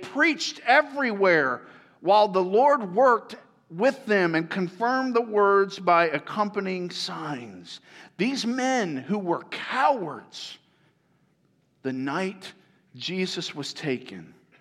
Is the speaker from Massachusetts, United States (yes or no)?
no; Tampa, Florida, United States; moved away; that's where I grew up